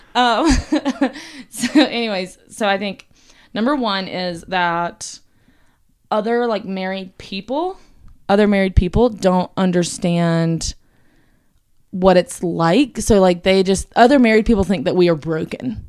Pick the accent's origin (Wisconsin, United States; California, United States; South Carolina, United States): South Carolina, United States; I'm from South Carolina, like John. You hear it more in my voice, I feel like, than John's, but, um, yeah, born and raised there